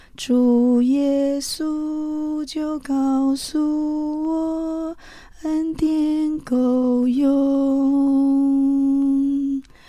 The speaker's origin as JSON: {"language": "Chinese", "country": "Taiwan", "tie": "born or raised there", "also_born_or_lived": "Pitou, Changhua County, Taiwan", "said": "我台湾土生土长了"}